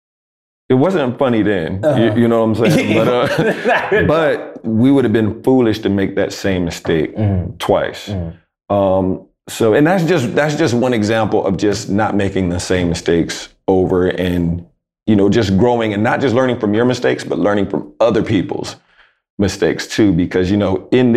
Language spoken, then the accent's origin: English; Jacksonville, North Carolina, United States; I'm from Jacksonville, North Carolina